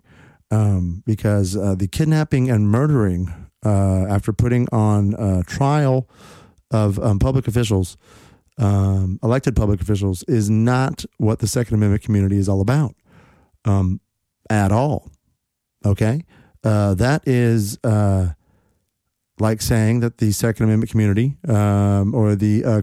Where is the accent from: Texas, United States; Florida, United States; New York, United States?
Texas, United States; my home state of Texas